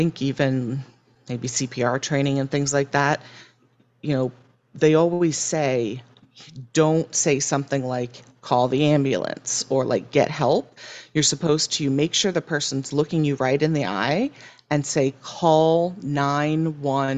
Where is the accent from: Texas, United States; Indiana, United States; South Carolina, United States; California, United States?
California, United States; moved away; I'm from California